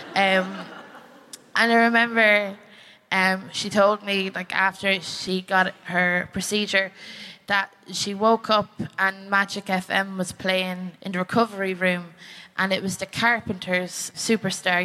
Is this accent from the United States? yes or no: no; Ireland; I'm from the Republic of Ireland